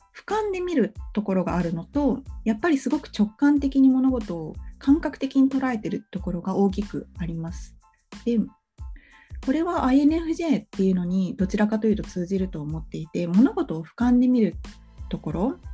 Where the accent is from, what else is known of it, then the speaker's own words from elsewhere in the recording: Japan; also born or lived in abroad (unspecified country); 海外に幼少期住んでたことがあったから日本に来た時にね小学校2年生だった